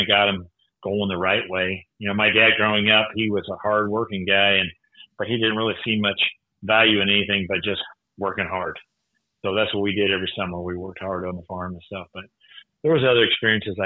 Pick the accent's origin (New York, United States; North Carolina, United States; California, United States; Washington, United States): California, United States; Bakersfield; I grew up in Bakersfield, California, on a diversified farming